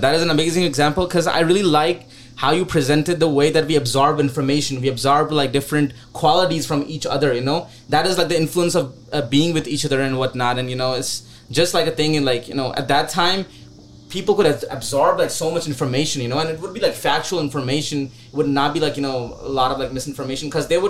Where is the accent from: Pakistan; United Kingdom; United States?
Pakistan; moved away; Because this was the same year that I came from Pakistan as well.